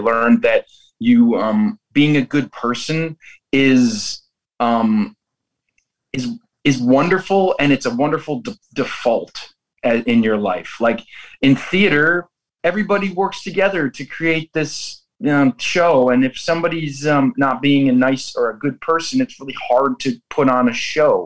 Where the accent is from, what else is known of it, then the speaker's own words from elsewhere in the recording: Buffalo, New York, United States; Shea's Buffalo in New York, in my hometown